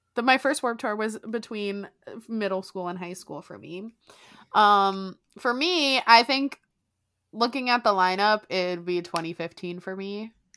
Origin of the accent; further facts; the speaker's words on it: South Florida, United States; I'm from South Florida